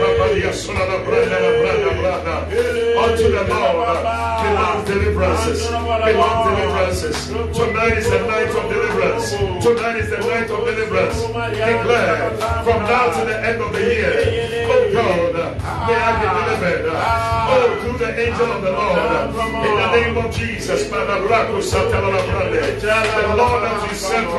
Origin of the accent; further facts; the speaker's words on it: Ghana; As we say in Ghana